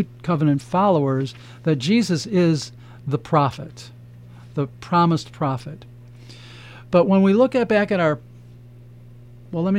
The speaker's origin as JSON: {"language": "English", "town": "Chicago", "region": "Illinois", "country": "United States", "said": "I'm from Chicago"}